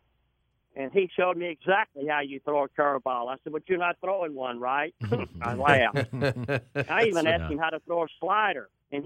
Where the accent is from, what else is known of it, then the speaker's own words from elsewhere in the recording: the South, United States; I'm from the South